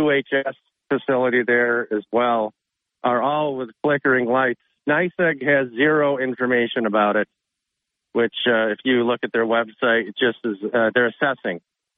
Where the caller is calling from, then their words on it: Endicott, New York, United States; Our portion of Endicott is still without power.